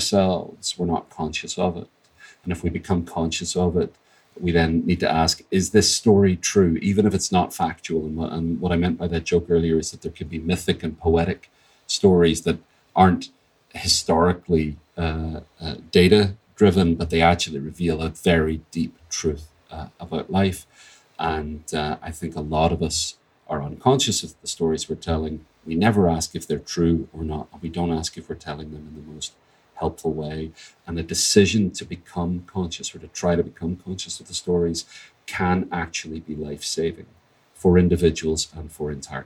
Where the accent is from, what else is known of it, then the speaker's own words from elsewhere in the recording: Northern Ireland, United Kingdom; my family was affected deeply by what we've come to call the Troubles here